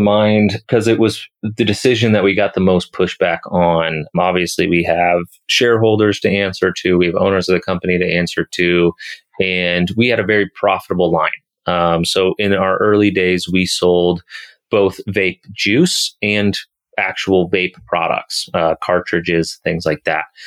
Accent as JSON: {"language": "English", "town": "Kansas City", "country": "United States", "tie": "born or raised there", "also_born_or_lived": "Colorado", "moved": "as an adult", "said": "back in my home state, back in my home city of Kansas City"}